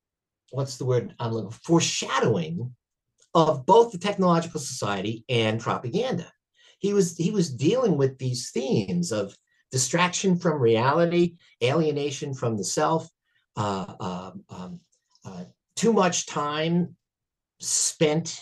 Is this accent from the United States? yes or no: yes; United States; I'm an American and I only speak one language